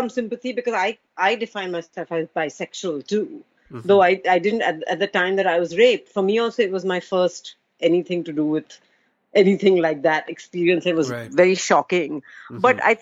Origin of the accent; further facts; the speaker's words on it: Mumbai, Maharashtra, India; I'm from Bombay